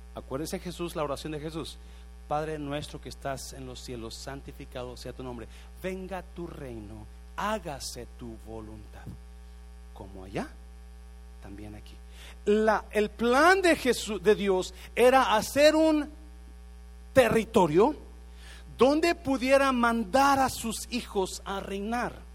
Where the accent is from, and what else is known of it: Mexico